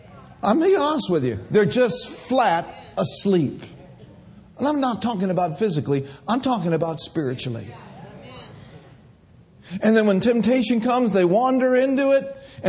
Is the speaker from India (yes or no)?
no; Ireland; Well, I'm just about to lose my temper because I'm Irish.